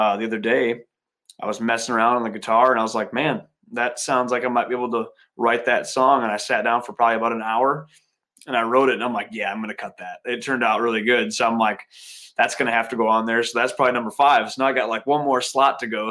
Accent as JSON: {"language": "English", "town": "Viroqua", "region": "Wisconsin", "country": "United States", "tie": "born or raised there", "said": "I grew up in Wisconsin"}